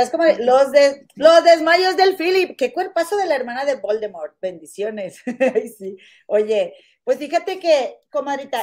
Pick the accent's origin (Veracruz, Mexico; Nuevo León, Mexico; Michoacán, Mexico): Nuevo León, Mexico; Monterrey; moved away; allá en mi tierra, en la capital mundial de las inventadas